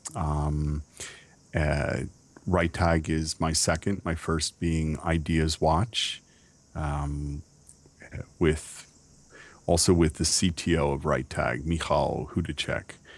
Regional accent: United States; I am American

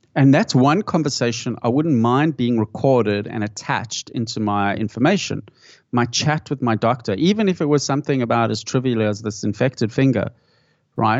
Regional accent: South Africa; moved away; I grew up in South Africa

